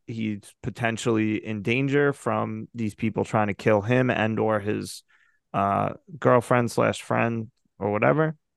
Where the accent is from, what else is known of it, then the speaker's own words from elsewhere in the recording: United States; I'm an American